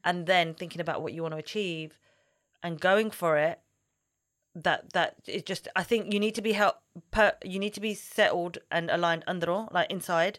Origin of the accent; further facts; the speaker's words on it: London, United Kingdom; I love growing up here. I don't think I could live in London forever